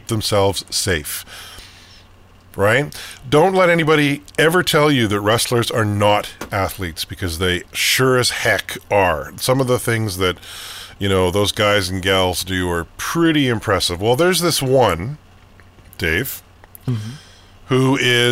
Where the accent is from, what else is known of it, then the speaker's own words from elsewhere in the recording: Calgary, Alberta, Canada; my sort of childhood growing up in Calgary